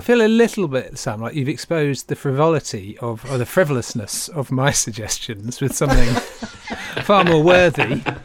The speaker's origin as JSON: {"language": "English", "town": "Great Yarmouth", "region": "East of England", "country": "United Kingdom", "tie": "born or raised there", "said": "I grew up in Great Yarmouth"}